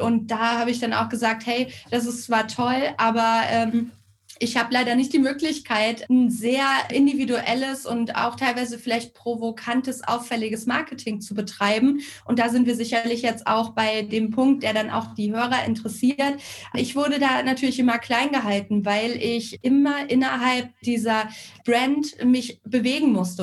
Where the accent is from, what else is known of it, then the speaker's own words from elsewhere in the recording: Northern Hesse, Germany; now in Karlsruhe, Germany; Gebürtig komme ich allerdings aus Nordhessen, aus dem, ja, laut WDR ärmsten Dorf Deutschlands, also direkt an der ehemaligen Grenze zur DDR